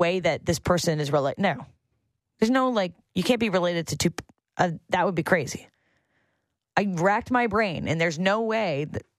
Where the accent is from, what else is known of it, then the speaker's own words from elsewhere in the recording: Canada; And I am a Canadian, and I love the Canadians